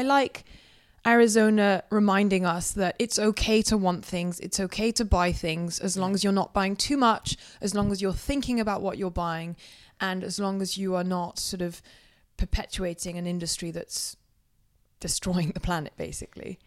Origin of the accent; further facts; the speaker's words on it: south of France, France; I was born in the Pyrenees in the south of France, and my parents used to, we used to go walking in the mountains every weekend